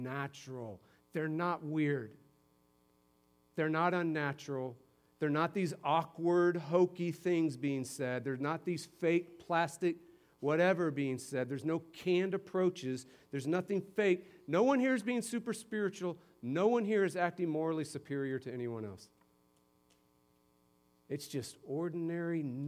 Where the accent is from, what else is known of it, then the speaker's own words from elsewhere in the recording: Simsbury, Connecticut, United States; moved away; my hometown up in Simsbury, Connecticut